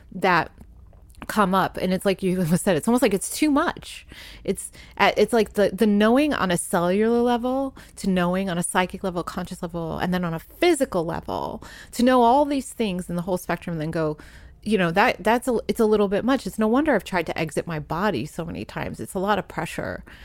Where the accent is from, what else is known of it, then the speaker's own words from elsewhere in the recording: Providence, Rhode Island, United States; moved away as an adult; also born or lived in New York; now in Los Angeles, United States; I grew up in Providence, Rhode Island